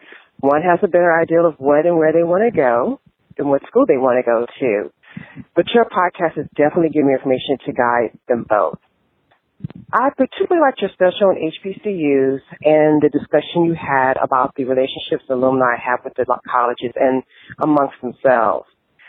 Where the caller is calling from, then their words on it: Houston, Texas, United States; from Houston, Texas, and I've been listening to your podcast for about 6 months now